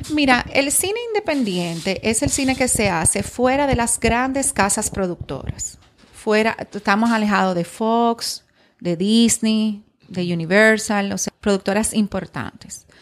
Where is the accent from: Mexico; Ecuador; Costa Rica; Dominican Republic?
Dominican Republic